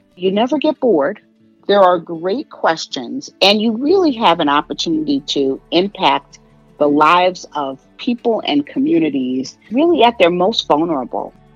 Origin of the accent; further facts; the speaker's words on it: New York City, New York, United States; moved away as an adult; also born or lived in West Coast; now in Chicago, United States; grew up on the East Coast, originally from New York